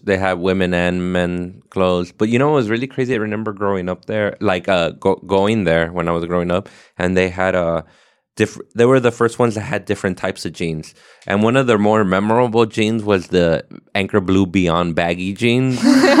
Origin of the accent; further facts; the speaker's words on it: Ontario, Canada; I'm from Ontario, yeah.